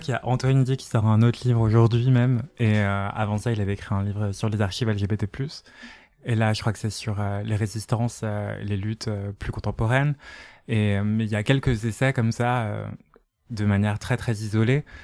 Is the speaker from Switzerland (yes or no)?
no; Martinique; je viens de la Martinique